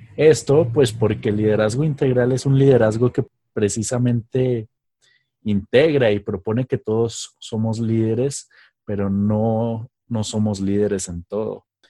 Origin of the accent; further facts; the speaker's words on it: Mexico; moved away; allá en México, en mi tierra